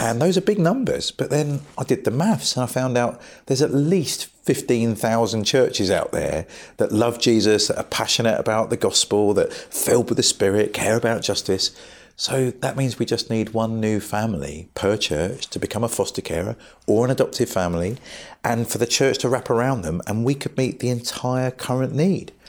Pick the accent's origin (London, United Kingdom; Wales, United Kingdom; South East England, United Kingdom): South East England, United Kingdom; Brighton; I grew up in Brighton